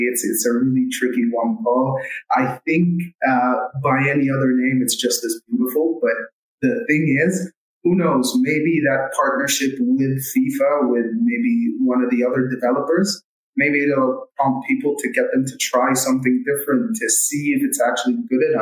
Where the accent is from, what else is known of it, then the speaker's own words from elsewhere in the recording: Saudi Arabia; also born or lived in United States; I was born and raised in Saudi. What can I tell you? I did a bit of a stint um, in the States, went to college there, uh, came back.